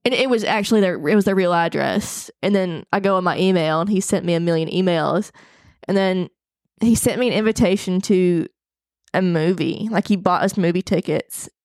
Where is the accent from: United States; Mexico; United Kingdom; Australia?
United States; Arkansas; I'm from Arkansas, I hunt, take care of my land